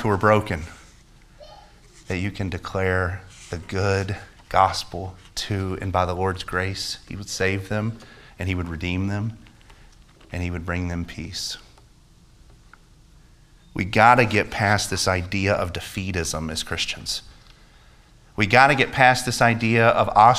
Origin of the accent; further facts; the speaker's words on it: United States; As an American